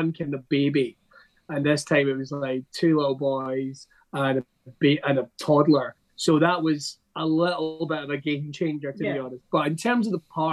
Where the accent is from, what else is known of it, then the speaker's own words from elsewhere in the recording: Scotland, United Kingdom; I'm Scottish